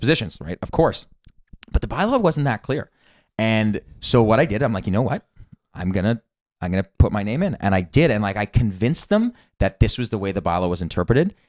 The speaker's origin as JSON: {"language": "English", "town": "Toronto", "region": "Ontario", "country": "Canada", "tie": "born or raised there", "said": "I grew up in Toronto."}